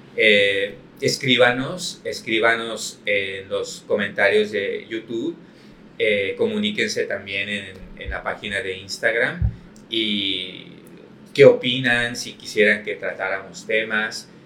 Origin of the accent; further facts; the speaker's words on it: Mexico; los mexicanos vivimos de maíz y somos maíz